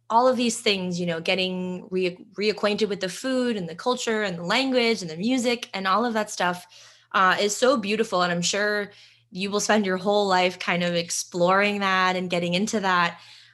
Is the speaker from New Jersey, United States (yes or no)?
yes; New Jersey, United States; Another New Jerseyan. Yeah. I'm originally from New Jersey as well.